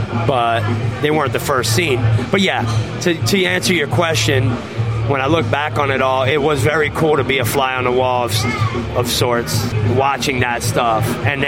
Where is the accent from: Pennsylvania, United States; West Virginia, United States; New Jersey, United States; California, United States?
New Jersey, United States; born there; I was born in New Jersey, so I had a lot of family in New Jersey.